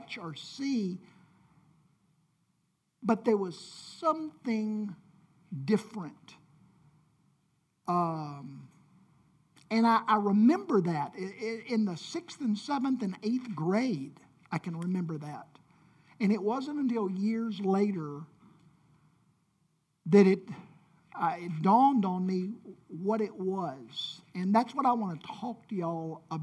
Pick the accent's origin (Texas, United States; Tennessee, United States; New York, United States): Tennessee, United States; Memphis; I grew up in Whitehaven, and we had sort of a Mayberry-type community